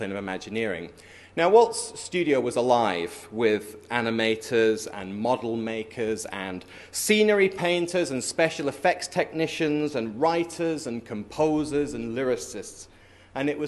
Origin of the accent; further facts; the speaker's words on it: London, United Kingdom; I'm from London.